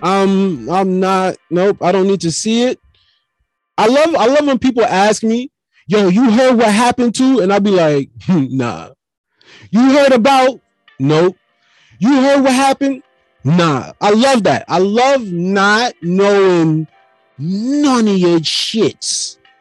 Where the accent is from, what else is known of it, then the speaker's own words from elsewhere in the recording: Jamaica; I'm already Jamaican